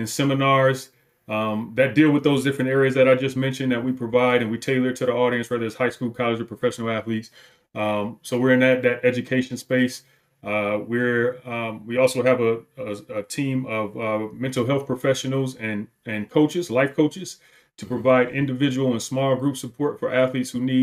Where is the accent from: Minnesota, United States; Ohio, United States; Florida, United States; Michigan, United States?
Michigan, United States; Detroit; moved away; also born or lived in Wisconsin; I grew up in Detroit